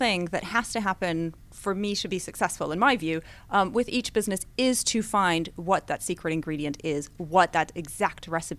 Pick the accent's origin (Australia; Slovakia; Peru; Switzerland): Switzerland; Well, I did move quite a bit growing up. The longest I lived anywhere was in Switzerland, but I moved a lot within Switzerland.